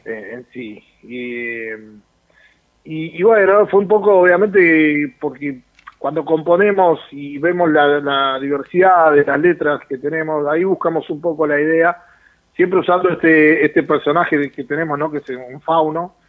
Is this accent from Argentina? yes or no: yes; Luis Guillón, Buenos Aires Province, Argentina; yo soy de Luis Guillón